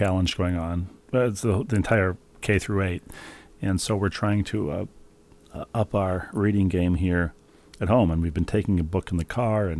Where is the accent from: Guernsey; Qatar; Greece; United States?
United States; Lawrence, Kansas; Allen Fieldhouse in Lawrence, Kansas, my hometown